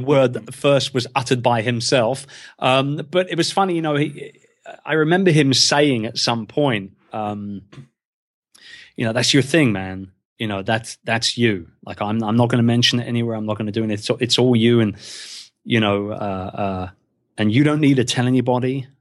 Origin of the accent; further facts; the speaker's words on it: England, United Kingdom; being English in the podcasting world